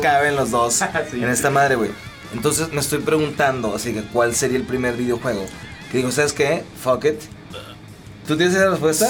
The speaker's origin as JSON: {"language": "Spanish", "town": "Mexicali", "region": "Baja California", "country": "Mexico", "tie": "born or raised there", "said": "de Mexicali, güey, mi tierra natal, y vivir en la frontera"}